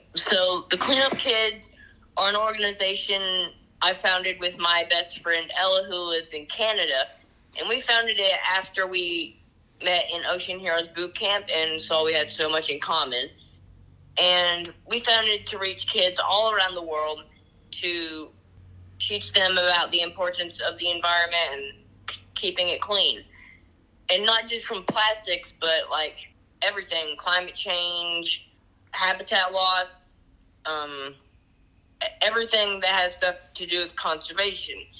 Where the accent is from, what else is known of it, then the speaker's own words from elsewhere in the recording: Chattanooga, Tennessee, United States; I'm 13 from Chattanooga, Tennessee